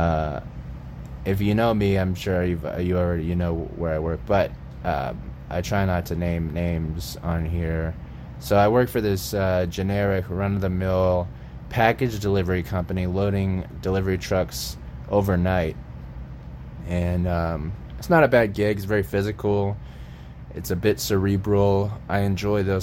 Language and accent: English; Tampa, Florida, United States; moved away as an adult; also born or lived in Austin, Texas; I grew up in Florida, as many of you are aware. I grew up in Tampa, and I lived there until I was 25 or 26